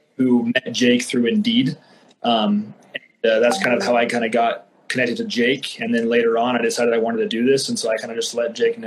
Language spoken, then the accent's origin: English; Idaho, United States; I'm from Idaho.